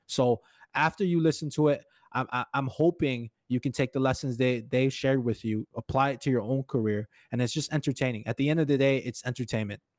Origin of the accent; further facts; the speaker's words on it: Hawaii, United States; moved away as an adult; now in Crookston, United States; I'm actually originally from Hawaii, and now I live in Crookston, Minnesota, about six years now.